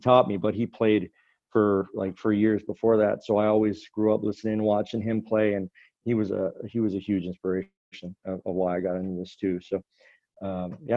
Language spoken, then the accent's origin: English; West Bay Centre, Newfoundland and Labrador, Canada; I grew up in a small town, actually just across the bay from where I live right now, in another small town in Newfoundland, Western Newfoundland, called West Bay Center.